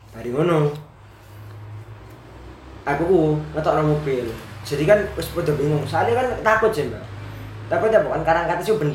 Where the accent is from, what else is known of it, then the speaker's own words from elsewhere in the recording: Java, Indonesia; Oke, aku wong Jawa. Teman-temanku yang pakai bahasa Jawa halus, sama-sama orang Jawa.